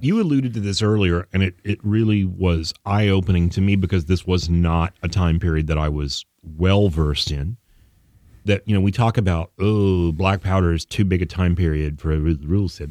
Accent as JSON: {"language": "English", "region": "Texas", "country": "United States", "said": "we're from Texas"}